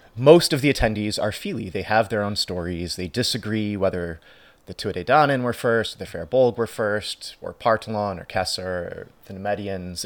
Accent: United States; as an Irish American

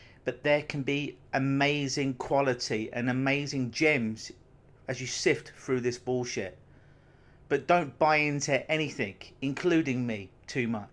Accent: London, United Kingdom; now in Canada; Growing up in London, England, I think I probably saw snow twice in my life

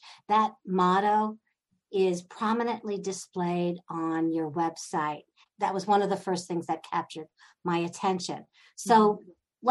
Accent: New York, United States; I'm from New York

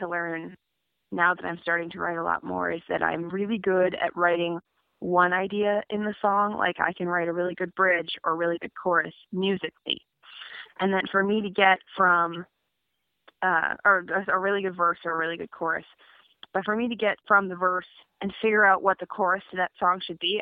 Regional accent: Amherst, Massachusetts, United States; also born or lived in Brooklyn, New York; now in Philadelphia, United States; I grew up in Amherst, Massachusetts, which is fondly known as the crankiest little town in the U.S. of A.

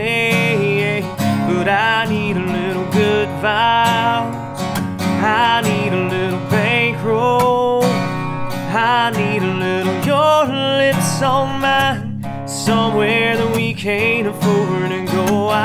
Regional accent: Atlanta, Georgia, United States; born there; You know, I was born in Atlanta and grew up there for a little while.

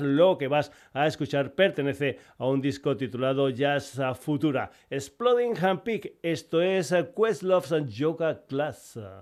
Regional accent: Extremadura, Spain; gente de mi tierra de Extremadura

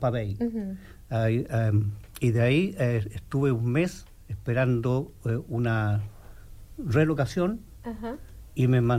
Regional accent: Santiago, Santiago Metropolitan Region, Chile; first language Spanish; moved away as an adult; now in Bloomington, United States; yo vengo de Chile, de la República Independiente de Chile, de allá Sudamérica.

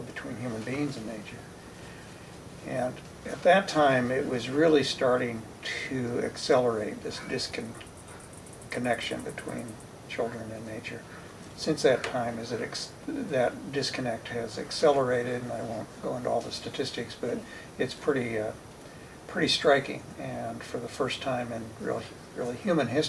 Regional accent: Kansas City, Missouri, United States; I grew up outside of Kansas City, Missouri

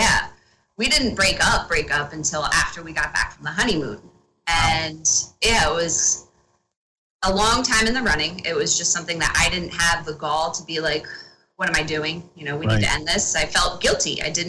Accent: Hamilton, New Jersey, United States; also born or lived in Cherry Hill; we were living in Cherry Hill at the time and I was training in Cherry Hill. So I'm from Hamilton up here.

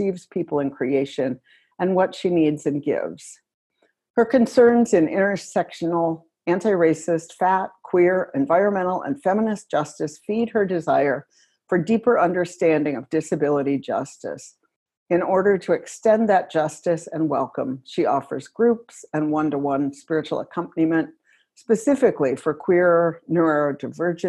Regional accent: United States; also born or lived in West Virginia / Ohio / Portland; now in Minnesota, United States; I grew up in West Virginia and Ohio

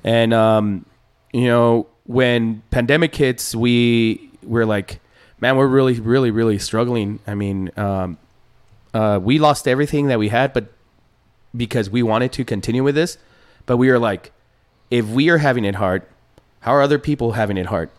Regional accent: Ciudad Juárez, Chihuahua, Mexico; now in El Paso, United States; I'm from Juarez. I'm from I'm from uh, Bella Vista, which is one of the poorest uh, areas in town mm-hmm. in Juarez

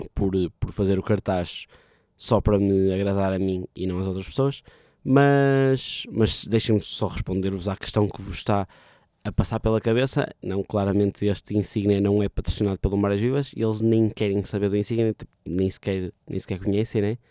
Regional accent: Vila Nova de Gaia, Norte, Portugal; Vila Nova de Gaia, terra de onde eu sou

